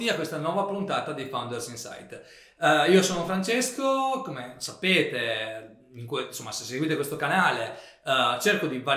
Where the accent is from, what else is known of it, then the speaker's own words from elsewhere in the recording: Veneto, Italy; siamo veneti